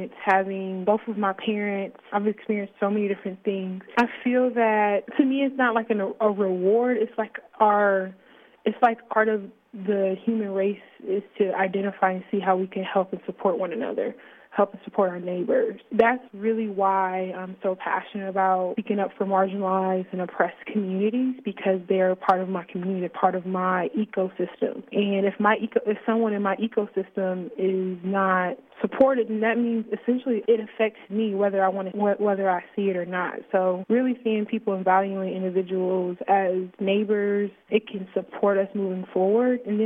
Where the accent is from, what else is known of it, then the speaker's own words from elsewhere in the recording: Fort Wayne, Indiana, United States; now in Bloomington, United States; I'm from Fort Wayne, Indiana, born and raised on the south side of Fort Wayne